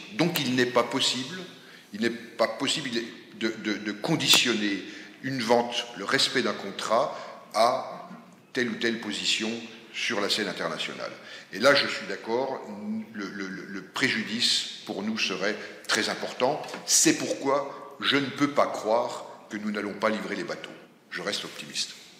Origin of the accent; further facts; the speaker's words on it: France; nous, en tant que Français